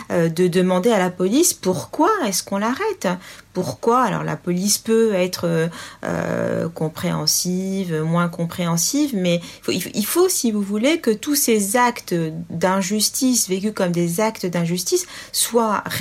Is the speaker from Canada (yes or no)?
no; France; Euh, moi, je suis française avant tout.